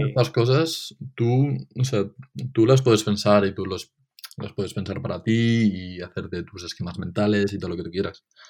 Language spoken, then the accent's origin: Spanish; Benicàssim, Valencian Community, Spain; Benicassim, porque es de donde soy